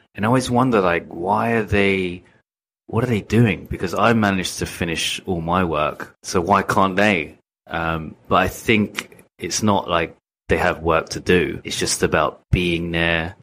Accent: England, United Kingdom; moved away as an adult; now in Japan; I'm from England

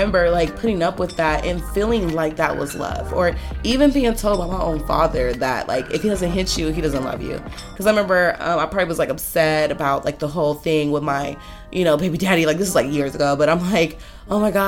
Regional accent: Los Angeles, California, United States; I'm from Los Angeles, you know, born and raised

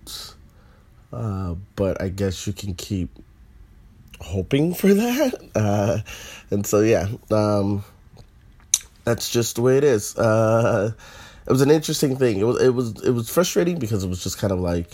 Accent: Northern Virginia, United States; I'm from the South. I'm from North Virginia

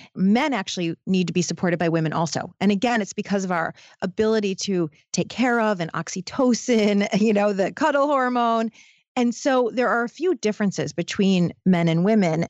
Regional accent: Detroit, Michigan, United States; I come from Detroit. I, I was born in Detroit

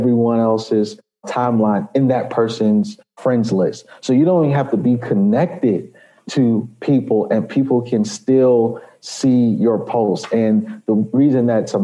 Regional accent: New York City, New York, United States; now in Chicago, United States; I'm originally from New York City. I was born in the Bronx, raised in Jamaica, Queens

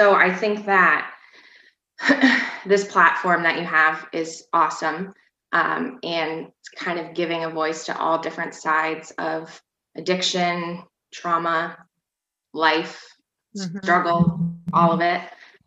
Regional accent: Vermont, United States; also born or lived in St. Albans, Vermont; I'm from Vermont. I've kind of lived all around Vermont. I probably spent the majority of my time in the St. Albans area

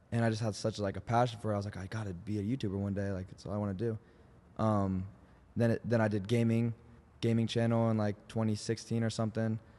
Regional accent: Indianapolis, Indiana, United States; moved away; everyone in Nelson, my hometown

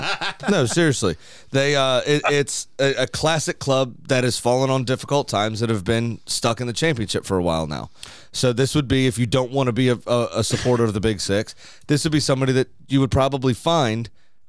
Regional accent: Scotland, United Kingdom; I am fucking Scottish.

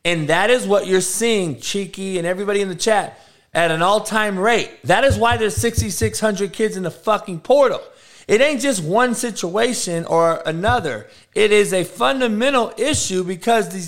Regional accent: Compton, California, United States; I grew up in Compton, homie, getting shot at and getting having people die on my front lawn every day

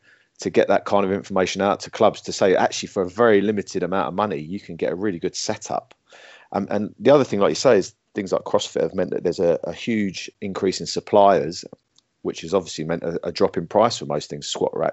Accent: Essex, East of England, United Kingdom; now in Suffolk, United Kingdom; I'm actually from Essex originally. We live up in Suffolk now

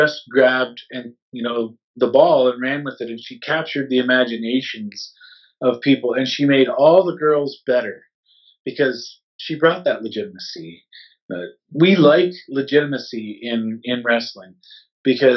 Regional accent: Canada; we're Canadian, we live in Canada

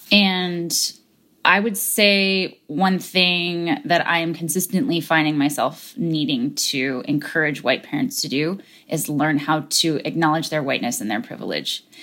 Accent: United States; I'm American, because I had an immigrant parent

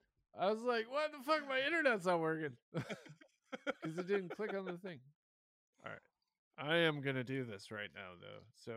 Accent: Michigan, United States; accent: Midwest; We can hear accents because we're from Michigan

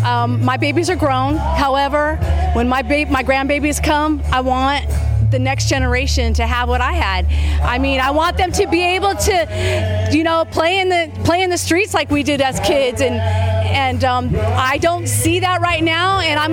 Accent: Kentucky, United States; We're from Kentucky. I felt the Lord calling me to come, so we came for this rally.

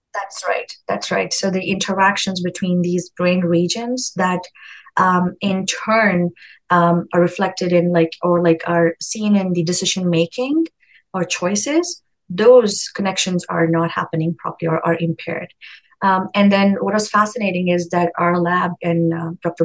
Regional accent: India; moved away; I come from India. It's a more collective society. And um, now raising my own child here in a very individualistic society

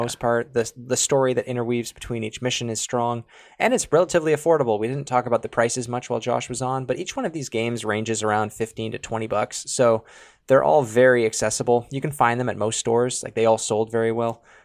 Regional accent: Canada; we're from Canada

